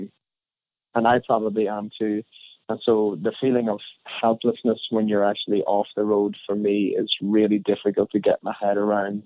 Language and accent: English; Ireland; being Irish